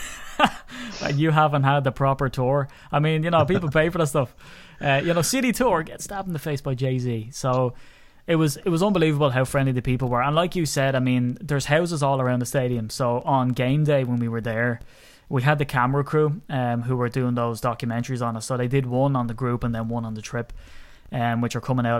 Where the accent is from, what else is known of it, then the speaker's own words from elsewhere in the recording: Ireland; I'm an Irishman, and I'm proud of my country